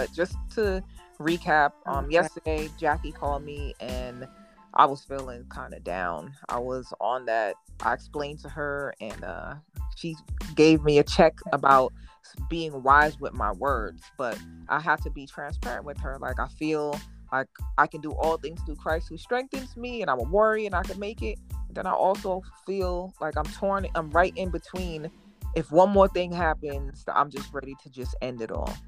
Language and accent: English; New York City, New York, United States; moved away as an adult; also born or lived in Jamaica; now in Arizona, United States; I am from Brooklyn, New York, but I've lived in Arizona for the last 20-odd years